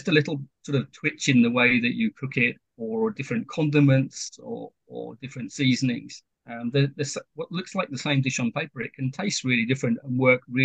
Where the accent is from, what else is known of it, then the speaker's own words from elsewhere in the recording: United Kingdom; moved away as an adult; now in Kyoto Prefecture, Japan; I'm British